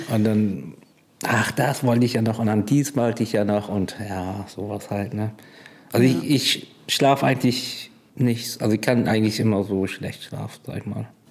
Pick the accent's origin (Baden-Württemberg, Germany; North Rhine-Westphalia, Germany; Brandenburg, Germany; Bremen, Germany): Bremen, Germany; Bremerhaven; Ich bin aber geborener Fischkopf